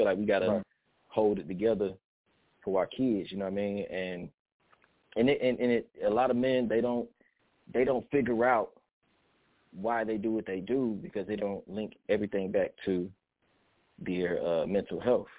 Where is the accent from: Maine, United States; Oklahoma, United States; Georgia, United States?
Georgia, United States; Atlanta; I am from Atlanta, Georgia